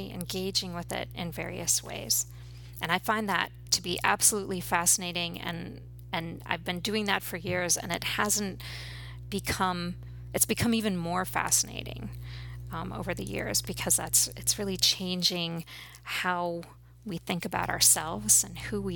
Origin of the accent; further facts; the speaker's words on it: outside of Ann Arbor, Michigan, United States; moved away as an adult; also born or lived in New York City; now in Hudson Valley, United States; I grew up outside of Ann Arbor